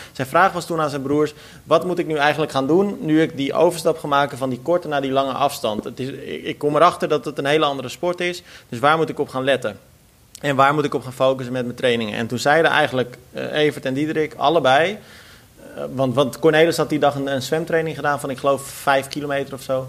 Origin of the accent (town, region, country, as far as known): Netherlands